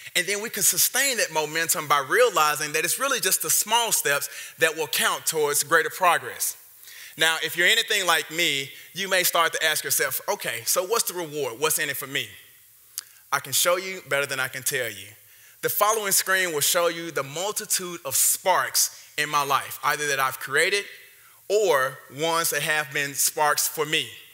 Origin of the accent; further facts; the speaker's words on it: Memphis, Tennessee, United States; my hometown of Memphis, Tennessee